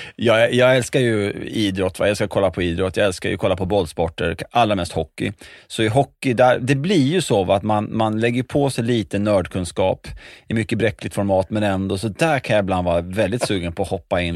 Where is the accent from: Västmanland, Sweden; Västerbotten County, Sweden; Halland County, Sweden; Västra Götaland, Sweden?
Västmanland, Sweden; Västerås; born or raised there; also born or lived in Schenectady, New York, United States